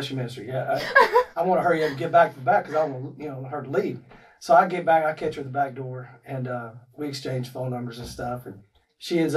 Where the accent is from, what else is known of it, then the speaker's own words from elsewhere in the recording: Texas, United States; moved away; also born or lived in Ohio; I'm from Texas. My wife is from Florida, and we met in Ohio.